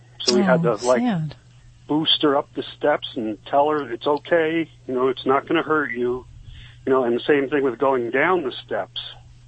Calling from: Ebervale, Pennsylvania, United States; Ebervale, Pennsylvania.

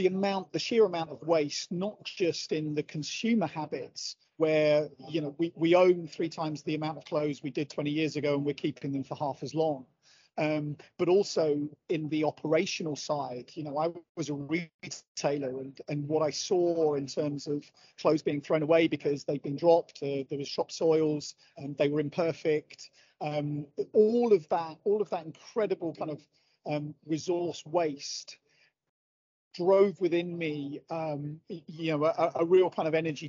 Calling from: Manchester, North West England, United Kingdom; I'm dialing in from the Manchester Central Exhibition Centre, where I'm attending a trade function. So it's very glamorous this Thursday morning here in Manchester.

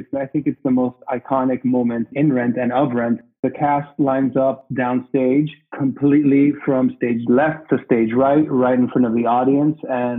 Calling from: Barcelona, Catalonia, Spain; I am calling in from Barcelona.

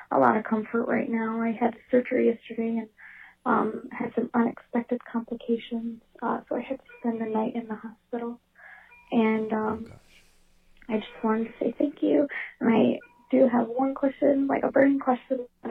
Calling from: Michigan, United States; I'm calling from Michigan.

